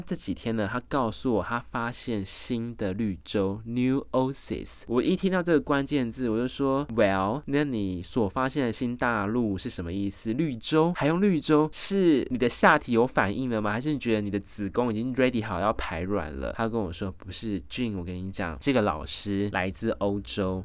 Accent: Taiwan; I'm from a Taiwan and lovely country

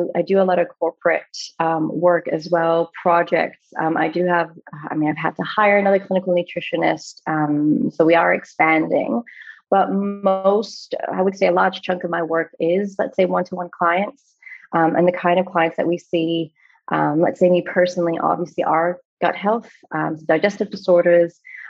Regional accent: Dubai, United Arab Emirates; also born or lived in Australia; So I am Australian-born of Greek, Egyptian origin, and I did grow up in the Middle East. So I grew up in Dubai back in the 80s and 90s.

